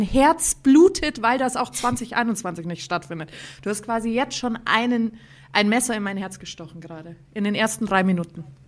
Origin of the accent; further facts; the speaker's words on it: Bavaria, Germany; ich bin gebürtig aus der schönsten Stadt der Welt, bin aber quasi die feinste Mischung aus Bayern, die es gibt, weil bei mir vereinen sich Oberbayern und Niederbayern